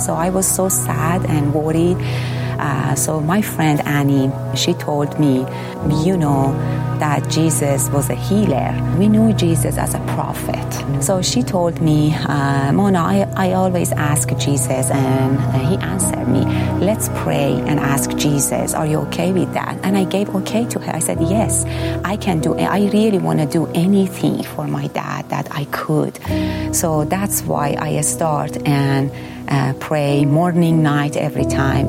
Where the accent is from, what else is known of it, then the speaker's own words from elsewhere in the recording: Iran; moved away as an adult; I grew up in Muslim family